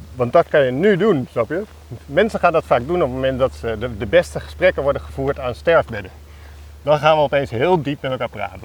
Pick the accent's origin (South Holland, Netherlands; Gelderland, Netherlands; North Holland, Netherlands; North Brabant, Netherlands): South Holland, Netherlands; Alphen aan den Rijn; moved away; Dat is mijn jeugd, dat is waar ik ben opgegroeid